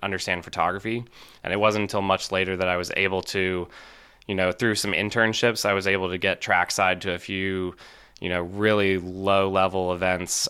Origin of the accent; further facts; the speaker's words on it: Charlotte, North Carolina, United States; I grew up in Charlotte, North Carolina